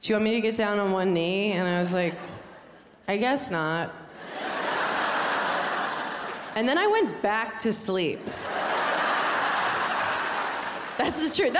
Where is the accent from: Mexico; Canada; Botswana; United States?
United States; New York; I'm from New York, like all my girlfriends are from New York